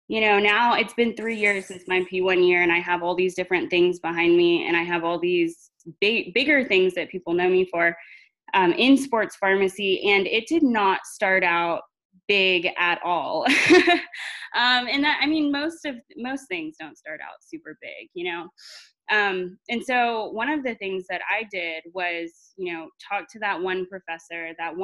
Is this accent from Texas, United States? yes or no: yes; Central Texas, United States; also born or lived in Arlington, Texas; now in Abilene, United States; I was born in a very small town in Central Texas. Graduated with 73 students in my high school class